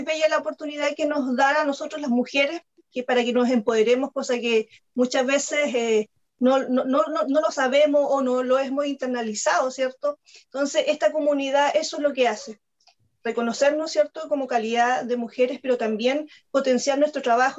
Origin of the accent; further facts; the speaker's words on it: Chile; soy periodista y soy escritora chilena